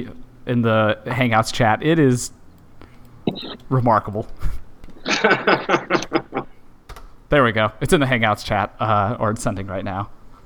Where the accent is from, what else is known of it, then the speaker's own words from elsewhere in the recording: New England, United States; accent: New England; my New England accent just came out so badly.